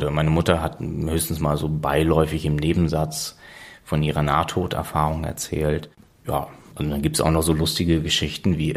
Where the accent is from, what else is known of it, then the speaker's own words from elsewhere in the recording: Preetz, Schleswig-Holstein, Germany; born there; warum bin ich in Preetz geboren und nicht in Kiel? Krankenhaus in Preetz war dichter dran, obwohl wir in Kiel gewohnt haben.